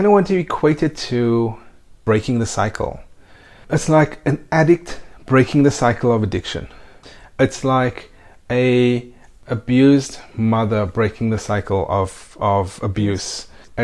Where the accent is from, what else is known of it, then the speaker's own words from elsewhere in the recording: South Africa; now in Spain; We are also South African citizens, so we have dual nationality. And yes, we live in Spain.